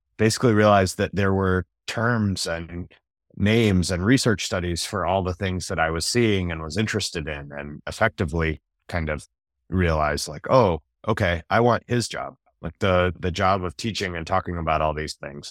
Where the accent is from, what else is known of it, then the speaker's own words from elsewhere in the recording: North Carolina, United States; I grew up in North Carolina